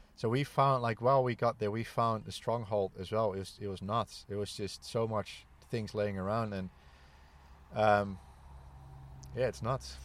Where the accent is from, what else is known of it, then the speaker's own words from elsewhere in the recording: Netherlands; born and raised in the Netherlands